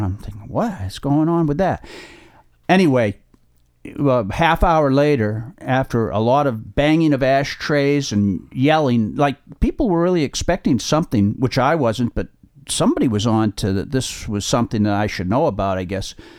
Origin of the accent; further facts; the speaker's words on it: Holliston, Massachusetts, United States; I grew up in Holliston, which is in Middlesex County outside of Boston.